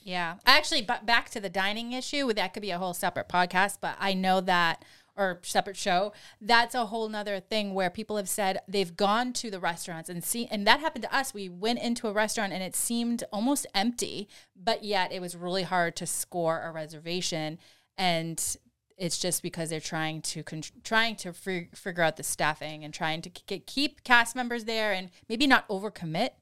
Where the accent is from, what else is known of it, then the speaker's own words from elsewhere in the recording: Boston, Massachusetts, United States; accent: Boston; my Boston accent